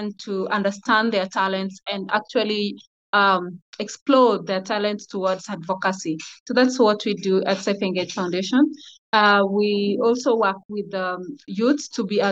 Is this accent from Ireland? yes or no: no; Migori County, Kenya; I come from a Kuria community in Migori County, Kenya.